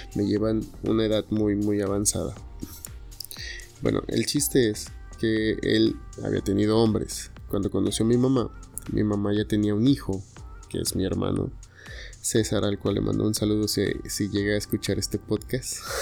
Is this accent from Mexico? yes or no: yes; Tuxtepec, Oaxaca, Mexico; now in Guadalajara, Mexico; soy de Oaxaca